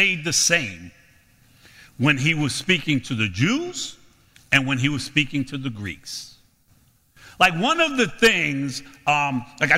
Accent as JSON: {"language": "English", "town": "New York City", "region": "New York", "country": "United States", "said": "I'm from Brooklyn."}